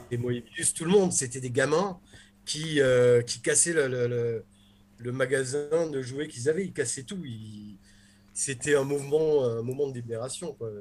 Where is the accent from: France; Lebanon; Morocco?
France; Nice, Provence-Alpes-Côte d'Azur; quand j'étais petit, que j'allais à la librairie Le Temps des Cerises à Nice